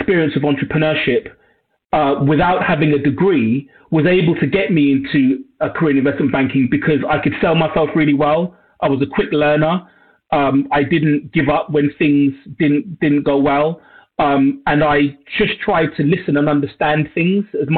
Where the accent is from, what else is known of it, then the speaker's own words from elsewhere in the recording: London, United Kingdom; I was born and raised in Northwest London, a borough called Brent.